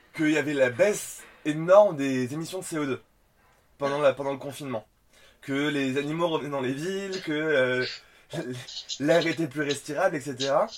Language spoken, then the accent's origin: French; Nîmes region, Occitania, France; now in Paris, France; je viens de la région de Nîmes